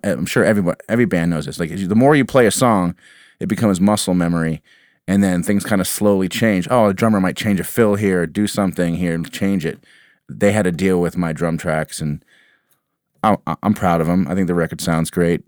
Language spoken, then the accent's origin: English; Walpole, Massachusetts, United States; also born or lived in Dennis, Massachusetts; I grew up in Walpole, Massachusetts